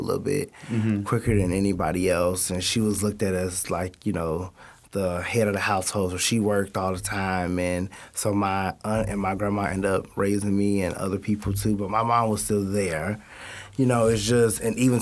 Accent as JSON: {"language": "English", "town": "Addison", "region": "Illinois", "country": "United States", "said": "I'm from Addison, Illinois"}